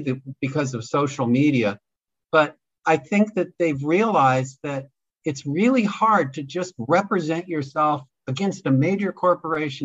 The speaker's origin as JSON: {"language": "English", "town": "Los Angeles", "region": "California", "country": "United States", "tie": "born or raised there", "said": "I was born and bred in Los Angeles"}